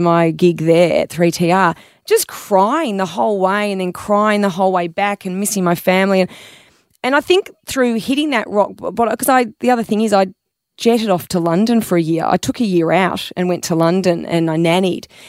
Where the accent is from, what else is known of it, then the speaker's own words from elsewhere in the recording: Melbourne, Victoria, Australia; I grew up in Melbourne